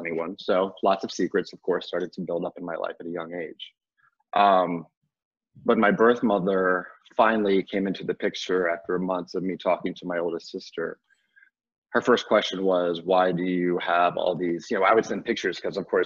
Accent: Virginia, United States; also born or lived in North Carolina; I was adopted from North Carolina and brought to Virginia, where I was raised

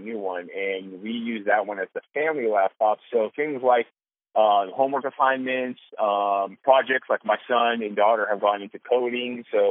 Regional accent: California, United States; moved away; we're from California. We have a ton of family and friends in California.

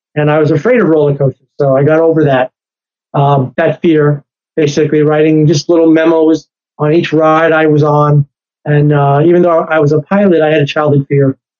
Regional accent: New York, United States; I'm a New Yorker

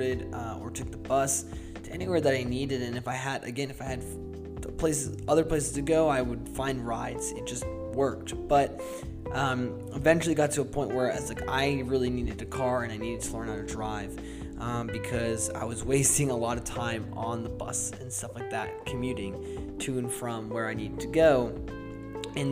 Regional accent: Boston, Massachusetts, United States; moved away as an adult; also born or lived in Seattle; growing up in Boston, I actually never learned how to drive because I didn't need to.

